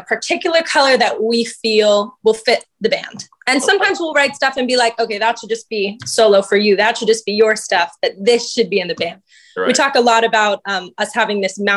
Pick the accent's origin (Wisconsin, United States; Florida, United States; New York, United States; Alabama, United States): Florida, United States; Oakland; also born or lived in Virginia; I'm from Orlando. Well, just outside of Orlando. I'm from a little town called Oakland